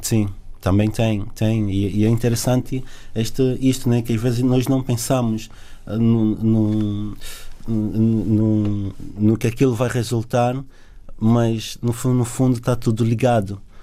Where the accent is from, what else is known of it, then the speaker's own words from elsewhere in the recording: Luanda, Luanda Province, Angola; also born or lived in south of Angola / Sumbe; now in Portugal; nasci no Sul, mas cresci em, em Luanda